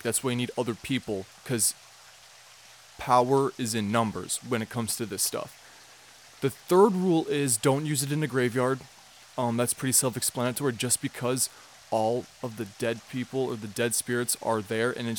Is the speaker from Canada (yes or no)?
no; United States; I'm American and I can't speak Spanish